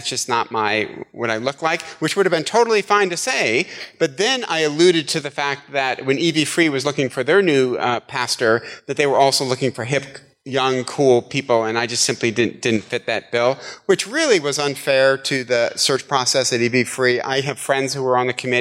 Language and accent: English; Midwest, United States; moved away; I'm from the Midwest